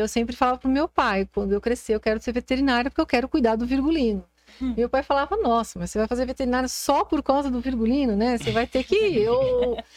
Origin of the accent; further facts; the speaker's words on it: São Paulo, Brazil; sou sempre fui nasci em São Paulo e sou de São Paulo